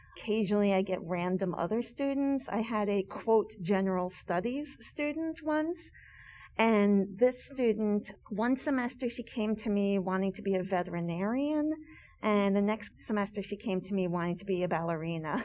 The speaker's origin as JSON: {"language": "English", "town": "New York City", "region": "New York", "country": "United States", "tie": "born or raised there", "also_born_or_lived": "Amherst, Massachusetts", "moved": "as an adult", "said": "I had a very solidly middle class life growing up in New York City."}